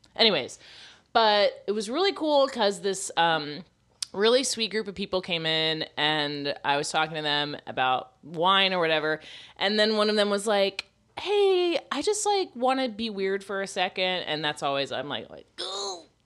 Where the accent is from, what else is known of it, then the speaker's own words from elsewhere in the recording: Florida, United States; moved away; I'm from Florida